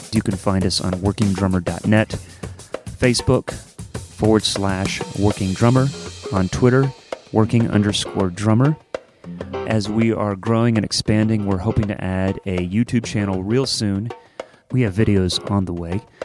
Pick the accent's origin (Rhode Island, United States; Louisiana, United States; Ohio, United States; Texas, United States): Ohio, United States; Columbus; we're both from Columbus